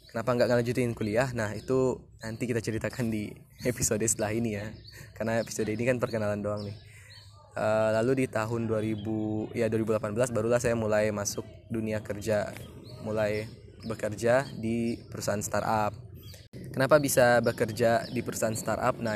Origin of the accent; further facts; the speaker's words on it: Lubuk Basung, West Sumatra, Indonesia; also born or lived in Padang Panjang; Jadi saya lahir di daerah di Sumatera Barat yang namanya daerah Lubuk Basung di Kabupaten Agam. Jadi dari kecil sampai SMP di Lubuk Basung